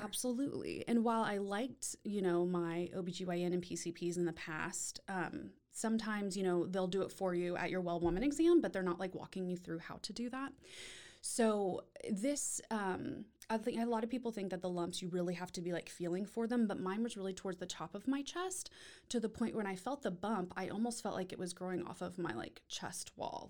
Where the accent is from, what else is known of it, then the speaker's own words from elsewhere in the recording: Austin, Texas, United States; now in Waco, United States; was born and raised in Austin